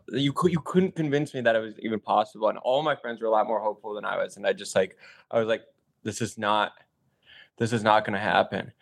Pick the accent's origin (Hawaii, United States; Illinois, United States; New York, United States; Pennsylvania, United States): Illinois, United States; Chicago; also born or lived in Michigan; now in Los Angeles, United States; growing up in Chicago